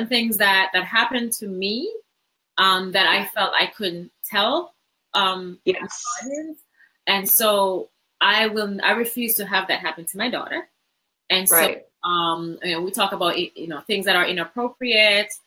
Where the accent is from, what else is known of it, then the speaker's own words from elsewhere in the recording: Jamaica; moved away; I didn't grow up in America. So I grew up in Jamaica